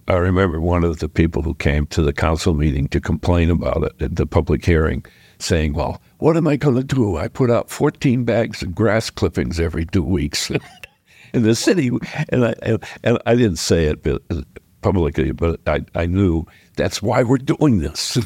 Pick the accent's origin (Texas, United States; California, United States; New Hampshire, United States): New Hampshire, United States; Exeter; now in Dover, United States; I grew up in Exeter and went to private school